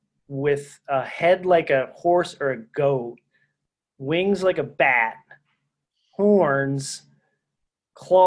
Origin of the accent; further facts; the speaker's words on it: Philadelphia, Pennsylvania, United States; I grew up in Philadelphia